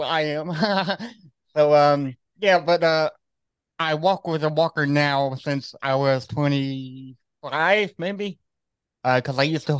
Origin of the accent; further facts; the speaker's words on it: Austin, Texas, United States; born there; So it's I find amazing that you live in Dallas because I was born in Austin, Texas.